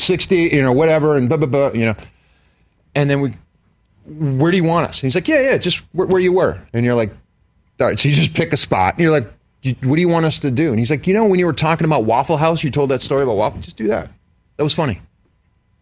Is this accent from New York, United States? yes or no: no; Pittsburgh, Pennsylvania, United States; I'm from Pittsburgh